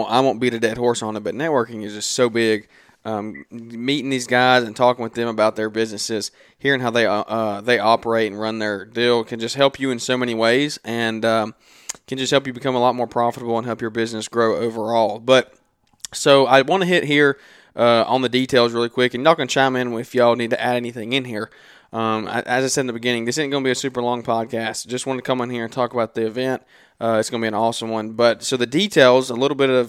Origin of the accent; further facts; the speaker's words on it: the South, United States; The hosts here are definitely from the South. I mean, Southern bred, Southern raised.